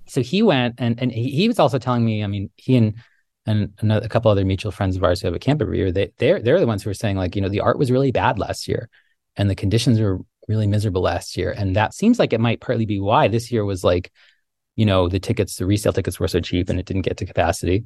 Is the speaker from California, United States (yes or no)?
no; Tucson, Arizona, United States; moved away; I grew up in the Sonoran Desert in, in Tucson